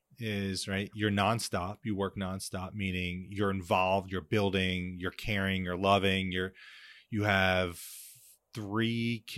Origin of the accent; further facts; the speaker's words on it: New Jersey, United States; growing up in New Jersey